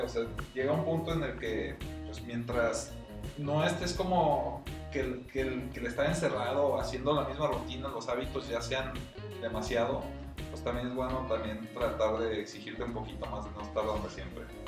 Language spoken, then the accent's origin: Spanish; León, Guanajuato, Mexico; como soy de León y vivo en León